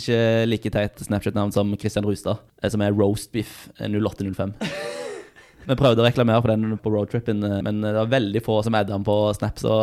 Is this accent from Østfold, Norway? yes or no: no; Stavanger, Rogaland, Norway; now in Trondheim, Norway; Det er min go to rett hjemme i Stavanger